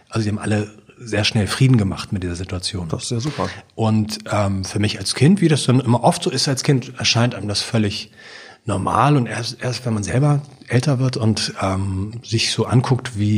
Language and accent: German; Hamburg, Germany; ich bin in einer Kommune aufgewachsen in Hamburg, in so einer Art Hippie-Wohnprojekt.